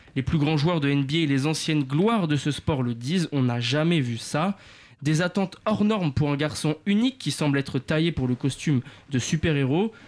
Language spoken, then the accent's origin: French; France; chez nous en France